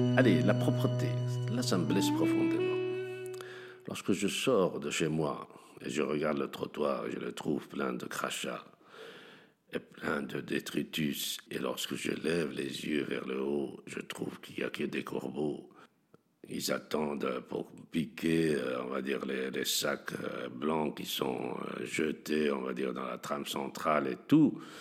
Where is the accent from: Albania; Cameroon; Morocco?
Morocco; Tangier, Tanger-Tetouan-Al Hoceima; now in Molenbeek, Belgium; je suis né à Tanger un beau jour de 1956